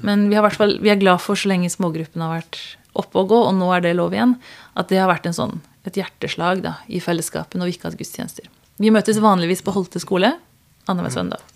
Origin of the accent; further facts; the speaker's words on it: Kristiansand, Agder, Norway; also born or lived in Tanzania; jeg er fra Kristiansand. Jeg er egentlig misjonærbarn, oppvokst i Tanzania. Og så kom jeg hit da jeg var syv år. Og vokste opp på Tinnaia Hannevikåsen på andre sida av byen